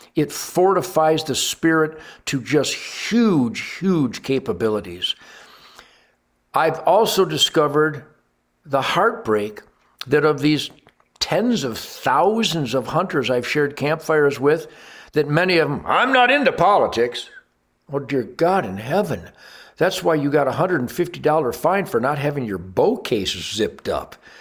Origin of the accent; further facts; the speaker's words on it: United States; as an American